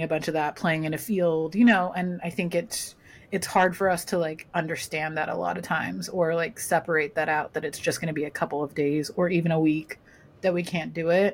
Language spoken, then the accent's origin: English; Southern California, United States; I grew up in Southern California